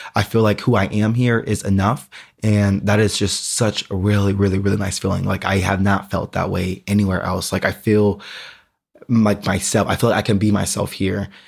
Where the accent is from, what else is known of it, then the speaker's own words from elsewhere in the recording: Houston, Texas, United States; moved away as an adult; also born or lived in Austin, Texas / San Antonio, Texas; now in Berlin, Germany; Houston is, like, my hometown